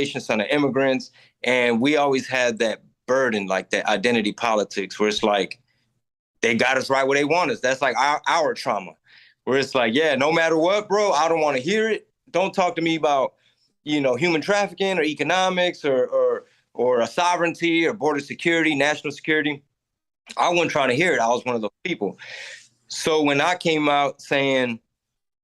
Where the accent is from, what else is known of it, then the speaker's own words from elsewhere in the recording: Houston, Texas, United States; I'm from Houston, Texas, like, human trafficking capital.